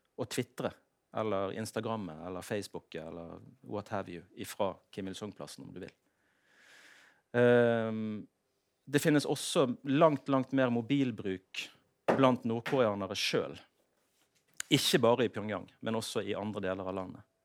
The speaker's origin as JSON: {"language": "Norwegian", "country": "Norway", "said": "jeg er jo norsk"}